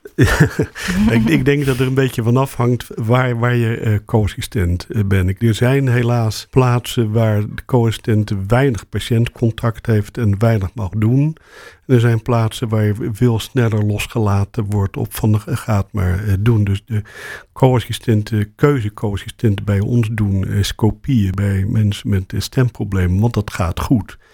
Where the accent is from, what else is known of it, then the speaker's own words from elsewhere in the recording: Rotterdam, South Holland, Netherlands; moved away as an adult; now in Amsterdam, Netherlands; ik kom uit Rotterdam en ik ben naar Amsterdam gegaan omdat ik ooit begonnen ben met tandheelkunde eh, studeren